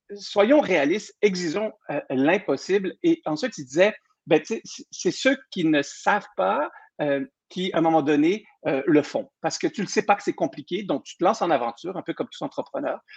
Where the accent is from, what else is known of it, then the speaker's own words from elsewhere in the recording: Saguenay, Quebec, Canada; also born or lived in Burgundy; je viens Bourgogne et du Saguenay, moi je suis moitié-moitié